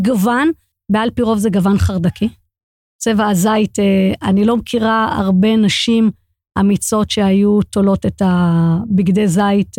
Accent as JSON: {"language": "Hebrew", "town": "Jerusalem", "region": "Jerusalem District", "country": "Israel", "tie": "born or raised there"}